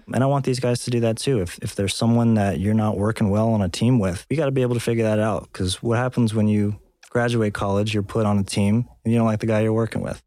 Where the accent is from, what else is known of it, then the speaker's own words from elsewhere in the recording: Texas, United States; moved away as an adult; now in South Dakota, United States; I grew up in Texas